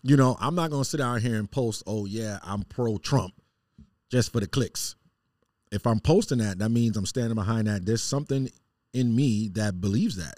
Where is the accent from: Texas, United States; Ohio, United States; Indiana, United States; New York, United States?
New York, United States; New York City; moved away; Growing up in Queens